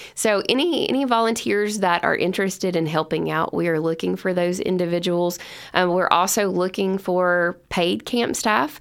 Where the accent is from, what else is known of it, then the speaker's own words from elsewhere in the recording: Lebanon, Kentucky, United States; I'm originally from Lebanon, Kentucky, and that's where my family and I live today